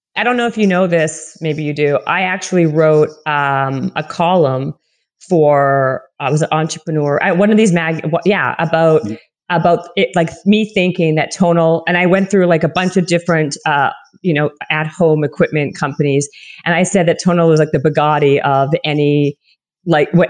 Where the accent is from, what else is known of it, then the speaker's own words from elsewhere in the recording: Winnipeg, Manitoba, Canada; accent: Canadian; moved away; also born or lived in Toronto, Ontario; i'm from winnipeg and then i moved to toronto for many many years